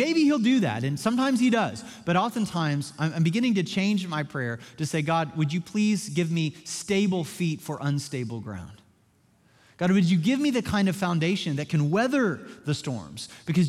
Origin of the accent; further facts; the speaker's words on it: Joplin, Missouri, United States; moved away; my hometown of Joplin, Missouri